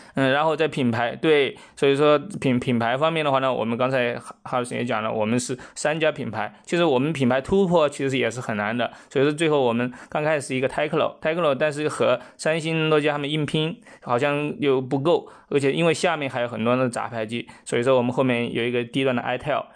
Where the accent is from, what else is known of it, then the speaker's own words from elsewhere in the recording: China; 我们中国人的话呢